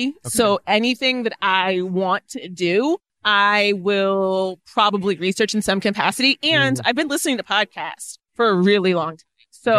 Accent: Orlando, Florida, United States; moved away; Orlando's my hometown.

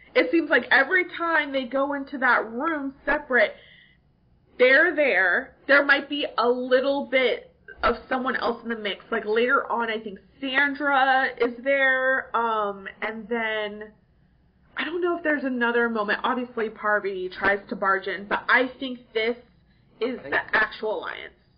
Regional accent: California, United States; also born or lived in New York; now in Chattanooga, United States; I was like born, somewhat raised in California

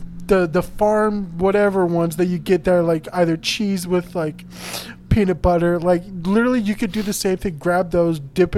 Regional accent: California, United States; I wasn't born in Texas either. I was born in California.

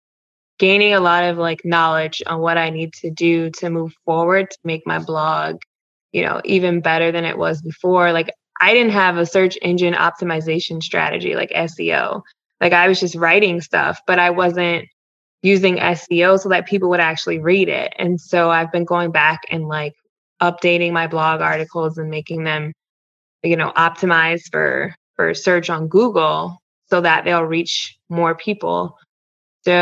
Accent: Ohio, United States; moved away as an adult; also born or lived in Louisiana / New Mexico / Missouri / Iowa; I'm from Ohio. I worked as a reporter in Louisiana, New Mexico, and Missouri and Iowa.

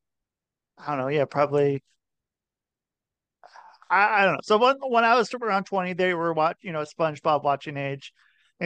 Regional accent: Oregon, United States; also born or lived in Ohio; now in Connecticut, United States; I would say I'm from Oregon, if I had to say something. I lived in Oregon most of my life. So I would say that. I was born in Ohio.

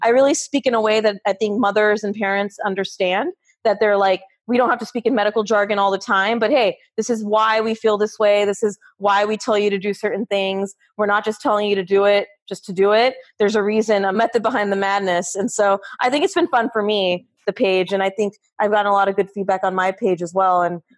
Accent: California, United States; also born or lived in Arizona / New York; now in Florida, United States; Yeah, and I grew up in Southern California, moved around a lot. My med school was in Arizona. Rotations were in New York.

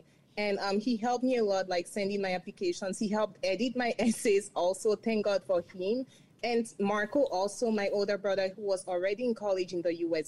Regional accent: Cameroon; moved away as an adult; now in United States; being born and raised in Cameroon

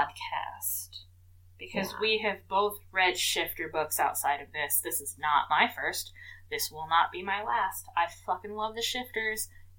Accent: United States; Okay, but we're American

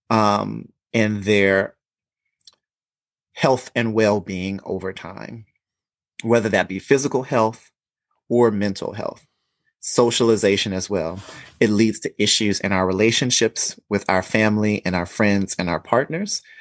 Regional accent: the South, United States; growing up in the South and knowing men who had to or be a certain way.

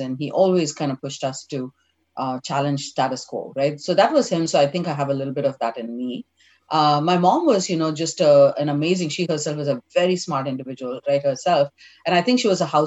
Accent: Chennai, Tamil Nadu, India; moved away as an adult; now in San Francisco, United States; We grew up in Mylapore Agraharam, which is, you know, as you've heard the word Tambram and a Brahmin colony

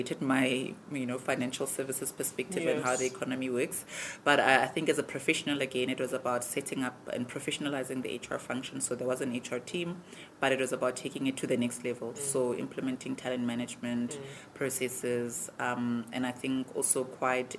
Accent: South Africa; As a South African

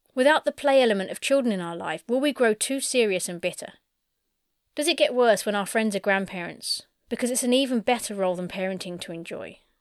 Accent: United Kingdom; I'm British

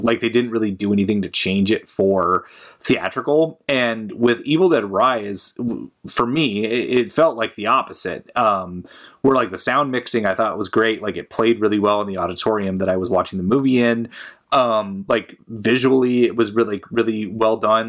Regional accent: Portland, United States; I was back in my hometown, uh, Portland area

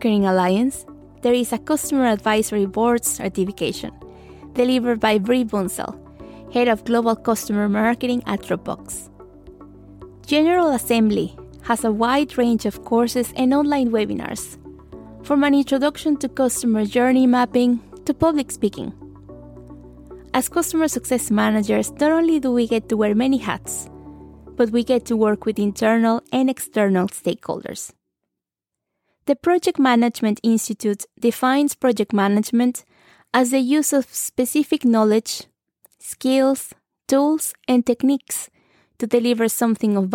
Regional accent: Mexico; I did a bachelor in international marketing in my hometown in Mexico

